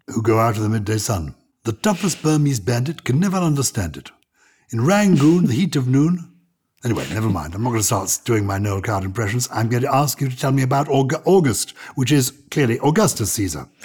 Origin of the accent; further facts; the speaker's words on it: England, United Kingdom; accent: English; my English accent